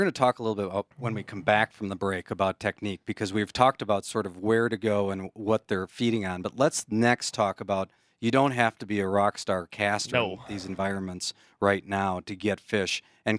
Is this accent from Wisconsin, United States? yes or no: yes; Wisconsin, United States; if you're coming from a different state, I came from Wisconsin.